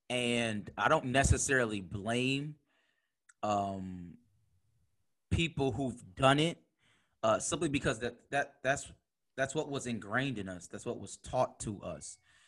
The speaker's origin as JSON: {"language": "English", "town": "Buffalo", "region": "New York", "country": "United States", "tie": "born or raised there", "said": "and we grew up in Buffalo Public Schools."}